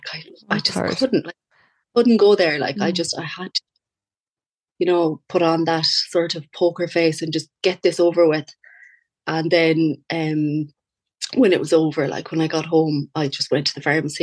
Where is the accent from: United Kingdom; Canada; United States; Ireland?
Ireland; Castlebar, Connacht; I'm from Castlebar, County Mayo